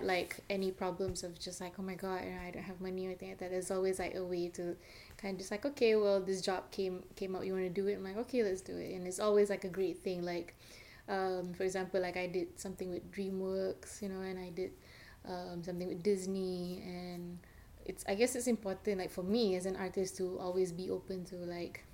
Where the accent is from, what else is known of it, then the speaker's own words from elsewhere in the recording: Malaysia; now in United States; I'm from Malaysia